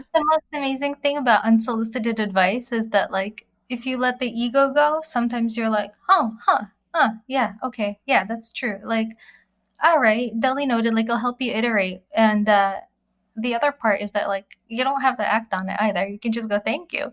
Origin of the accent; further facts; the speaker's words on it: Russia; moved away; as an immigrant, you know, growing up in Russia with no running water